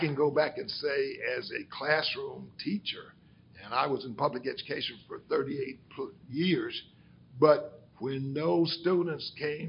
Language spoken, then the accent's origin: English; Athens, Tennessee, United States; also born or lived in Birmingham, Alabama; we grew up in the Free Hill community